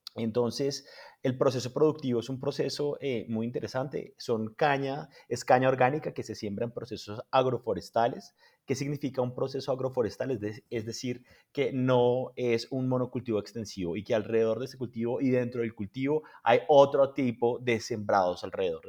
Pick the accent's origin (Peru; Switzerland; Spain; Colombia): Colombia; nosotros, por ejemplo, en Colombia